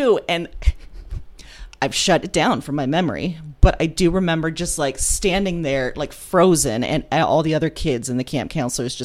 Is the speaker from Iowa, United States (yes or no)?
yes; Des Moines, Iowa, United States; I grew up here in Des Moines, Iowa